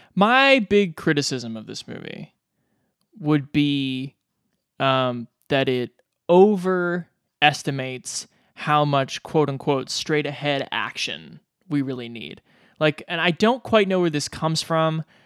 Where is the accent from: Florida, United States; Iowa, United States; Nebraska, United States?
Nebraska, United States; Omaha; growing up in Omaha, Nebraska, like the Dundee Theater